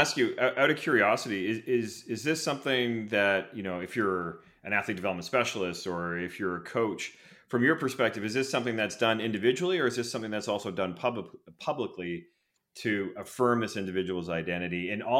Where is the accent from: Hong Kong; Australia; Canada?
Canada; growing up in Canada